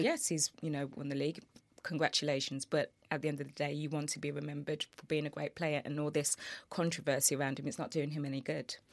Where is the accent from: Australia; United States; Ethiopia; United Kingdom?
United Kingdom; Birmingham, West Midlands; I'm a Midlands girl. I'm from Birmingham.